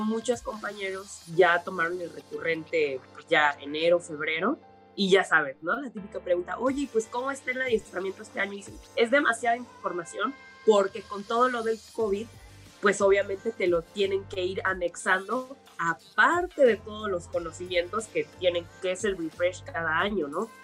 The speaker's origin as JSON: {"language": "Spanish", "town": "Mérida", "region": "Yucatán", "country": "Mexico", "tie": "born or raised there", "said": "soy originaria de Mérida, Yucatán"}